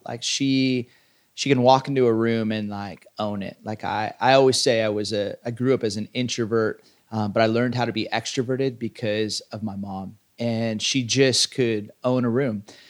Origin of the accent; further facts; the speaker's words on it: Southern California, United States; I grew up in Southern California.